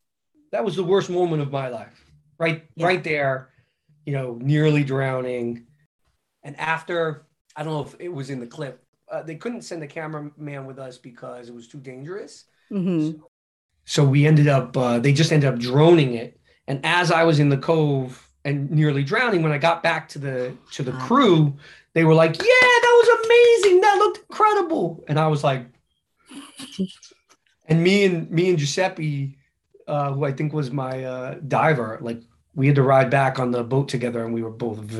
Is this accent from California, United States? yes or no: no; New York City, New York, United States; now in Santa Monica, United States; I'm a New Yorker